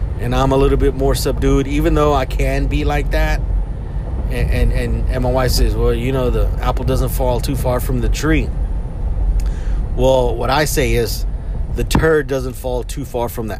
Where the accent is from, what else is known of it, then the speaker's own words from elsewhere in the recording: Houston, Texas, United States; we're from Houston.